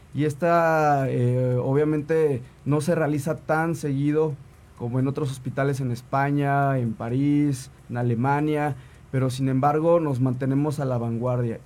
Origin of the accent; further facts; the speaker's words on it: Tlaxcala, Mexico; also born or lived in Puebla; yo nací en Puebla, pero toda mi vida viví en Tlaxcala, mis papás viven en Tlaxcala